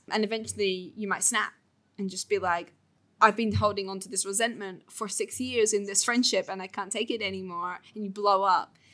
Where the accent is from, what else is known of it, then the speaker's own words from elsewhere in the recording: England, United Kingdom; moved away as an adult; now in Bali, Indonesia; I'm from England, the U K, and I now live in Bali.